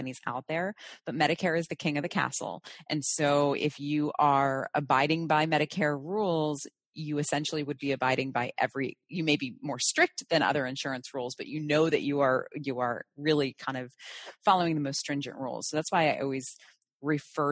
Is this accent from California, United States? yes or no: no; New Jersey, United States; growing up in New Jersey, practicing in New Jersey, densely populated area